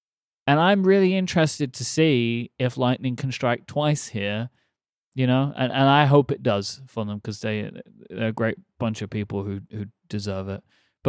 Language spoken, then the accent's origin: English; England, United Kingdom; as an English person.